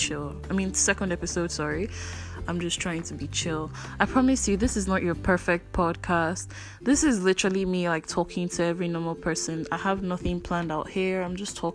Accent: Enugu State, Nigeria; I'm Igbo from Enugu State

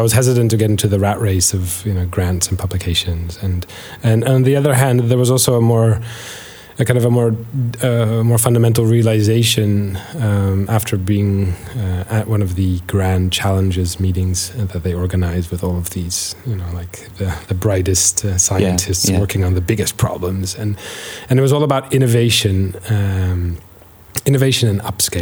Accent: Baltimore, Maryland, United States; moved away; also born or lived in Netherlands / Liverpool; I was born in Baltimore, and my mom is Dutch

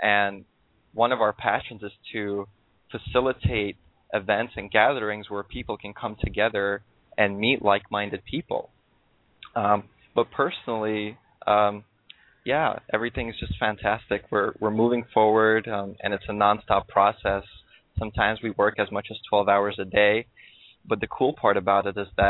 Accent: New York City, New York, United States; moved away as an adult; also born or lived in Russia; now in Southern California, United States; I was born in Russia, and then I moved to New York City when I was 8 years old.

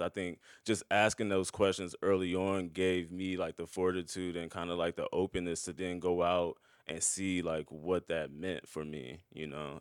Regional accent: Omaha, Nebraska, United States; now in Brooklyn, United States; growing up in Omaha, we were just kinda chatting about Omaha before we started, and I was just telling you about the black community in South Omaha, where I grew up

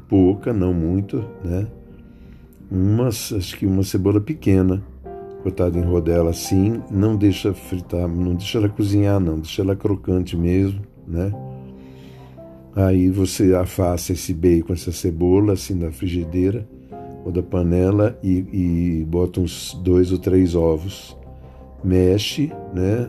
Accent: São Paulo, Brazil; also born or lived in Rio Claro / Campinas; eu nasci em Rio Claro, em 1948 tal, a gente tinha muito dinheiro, depois perdeu, fomos para Campinas, ficamos uns anos em Campinas, aí viemos para São Paulo tentar a vida

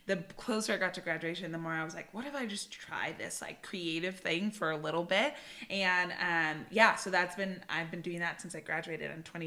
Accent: Bay Area, California, United States; moved away as an adult; now in Southern California, United States; I'm from the Bay Area. So I was born and raised there and moved to Southern California for school and just kind of stayed and loved it

